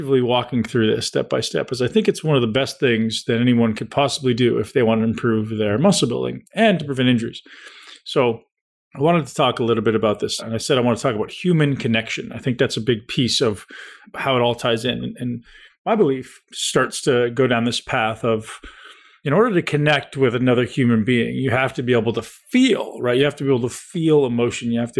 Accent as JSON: {"language": "English", "town": "Toronto", "region": "Ontario", "country": "Canada", "tie": "born or raised there", "also_born_or_lived": "London, Ontario", "said": "I grew up in Toronto, which is only 2 hours down the road, completely different."}